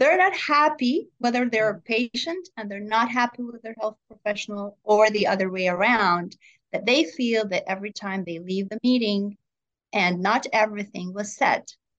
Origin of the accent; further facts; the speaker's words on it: Jerusalem, Jerusalem District, Israel; A young age, you know, I grew up in Jerusalem